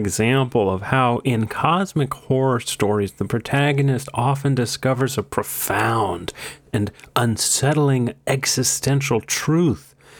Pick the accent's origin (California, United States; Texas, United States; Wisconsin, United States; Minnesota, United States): Wisconsin, United States; Green Bay; No, I am not. I am from Green Bay, Wisconsin.